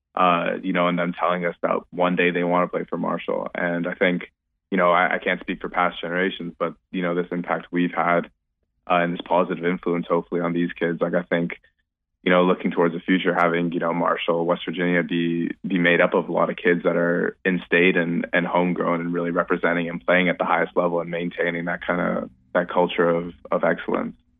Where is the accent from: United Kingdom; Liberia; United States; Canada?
Canada; growing up in Canada